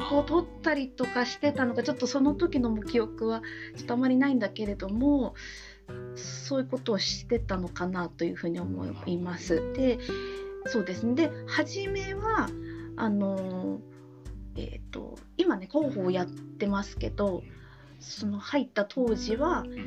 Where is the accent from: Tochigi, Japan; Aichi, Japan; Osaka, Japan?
Tochigi, Japan; 地元が栃木なので、まあ、そこであの働いてたんですけども